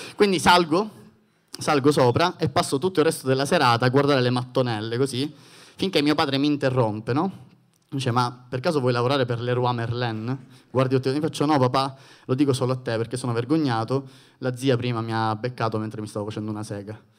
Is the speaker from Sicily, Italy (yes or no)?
yes; Sicily, Italy; essendo siciliano